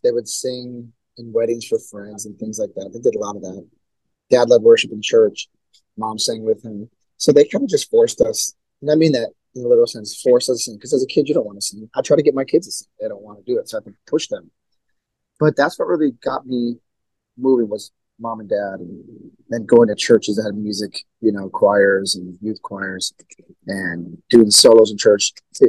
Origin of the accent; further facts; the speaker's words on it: Milwaukee, Wisconsin, United States; All born right. Born and raised. Yep.